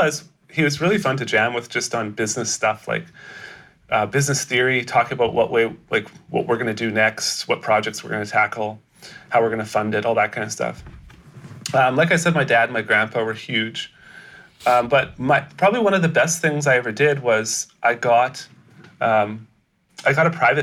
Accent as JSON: {"language": "English", "region": "British Columbia", "country": "Canada", "tie": "born or raised there", "said": "I'm born in Canada. Born in Canada."}